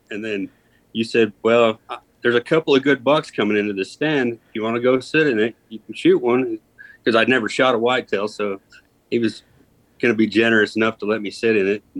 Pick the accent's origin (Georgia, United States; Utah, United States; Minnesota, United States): Utah, United States; moved away as an adult; also born or lived in Northeast United States; I grew up in Utah